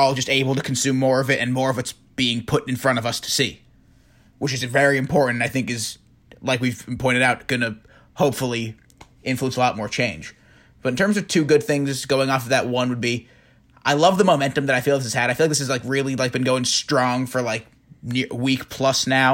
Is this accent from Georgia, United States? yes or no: no; New York City, New York, United States; I grew up on the Upper East Side of Manhattan, very wealthy